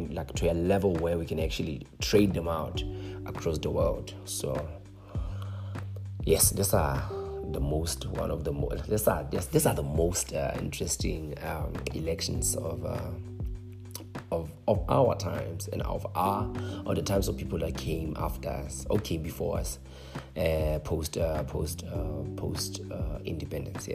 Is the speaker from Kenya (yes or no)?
no; Lesotho; I'm from Lesotho